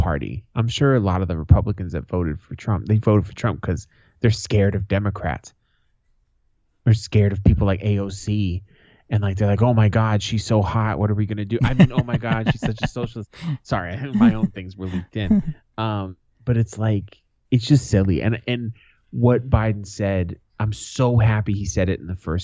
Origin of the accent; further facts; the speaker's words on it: United States; The dude from my home state that ran for president against Obama. The Mormon.